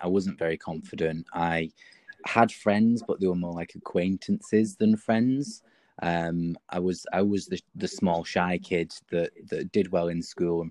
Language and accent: English; Wigan, North West England, United Kingdom; now in Manchester, United Kingdom; I grew up in Wigan, which is obviously a very large rugby league town